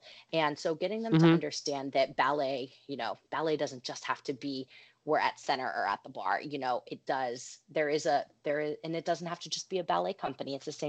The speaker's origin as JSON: {"language": "English", "town": "Pittsburgh", "region": "Pennsylvania", "country": "United States", "tie": "born or raised there", "said": "Pittsburgh, other side of state."}